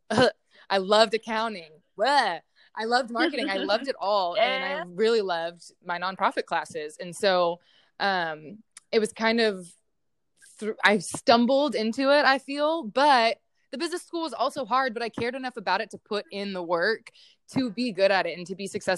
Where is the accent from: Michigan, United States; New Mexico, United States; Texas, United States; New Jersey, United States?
Texas, United States; Houston; now in Austin, United States; I'm originally from Houston, Texas